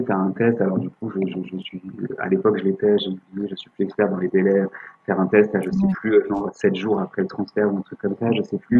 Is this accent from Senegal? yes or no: no; France; on est français